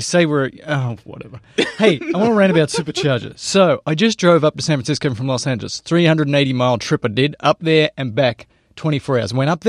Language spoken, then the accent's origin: English; Australia; moved away; Well, I'm from Australia, Tom.